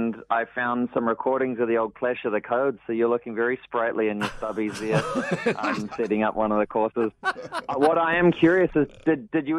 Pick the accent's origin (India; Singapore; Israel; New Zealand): New Zealand; Lower Hutt, Wellington; now in United States; my hometown, Aloha Hutt